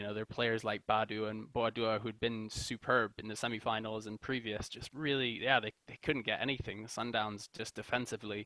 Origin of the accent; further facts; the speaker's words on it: Kenya; as a Kenyan